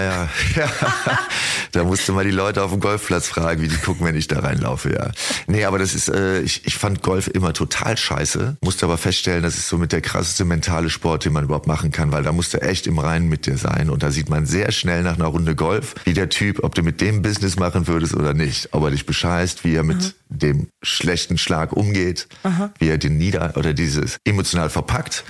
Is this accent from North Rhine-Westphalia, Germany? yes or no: yes; Heinsberg, North Rhine-Westphalia, Germany; in meiner Heimatstadt